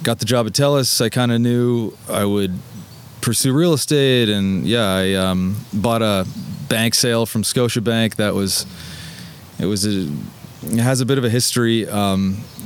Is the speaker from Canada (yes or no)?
yes; Fergus, Ontario, Canada; moved away as an adult; also born or lived in Ottawa; now in Toronto, Canada; I was born in Ottawa and kind of like when I was really young, jumped around to a few different Ontario towns and ended up in Fergus for my entire childhood